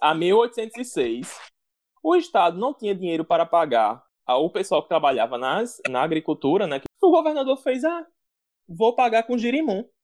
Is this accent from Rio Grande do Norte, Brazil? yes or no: yes; Rio Grande do Norte, Brazil; como bons potiguares e como papas gerimuns